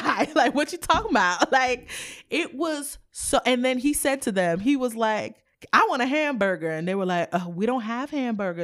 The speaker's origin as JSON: {"language": "English", "country": "United States", "tie": "born or raised there", "said": "my mom is Haitian, my dad is from Sierra Leone. I was born in the United States"}